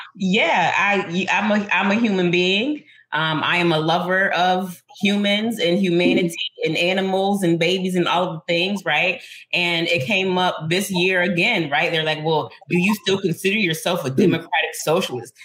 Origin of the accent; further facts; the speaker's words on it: Buffalo, New York, United States; This is my hometown. I love it here.